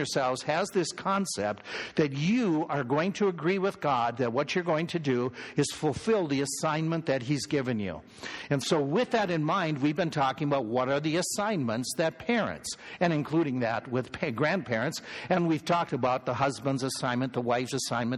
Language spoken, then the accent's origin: English; Minnesota, United States; I grew up in Minnesota.